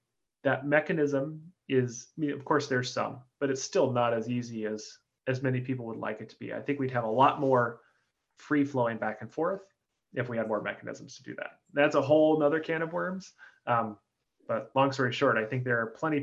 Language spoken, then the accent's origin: English; Oregon, United States; I'm from Oregon